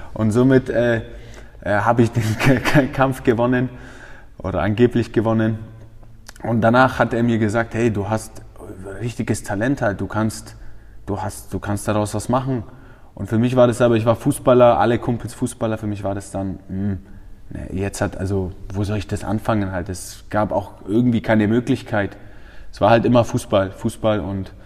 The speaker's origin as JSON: {"language": "German", "town": "Feucht", "region": "Bavaria", "country": "Germany", "tie": "born or raised there", "said": "ich bin in Feucht aufgewachsen"}